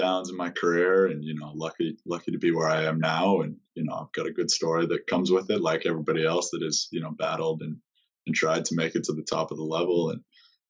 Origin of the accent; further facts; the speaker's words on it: Spokane, Washington, United States; also born or lived in Seattle, Washington; I'm from Spokane, Washington, originally. So I was born there